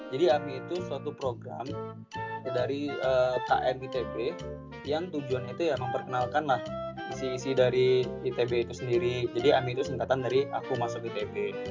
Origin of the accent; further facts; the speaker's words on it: Padang, West Sumatra, Indonesia; kalau aku nih kak pulang kampung ke Padang, aku kebetulan ini orang Padang ya kak.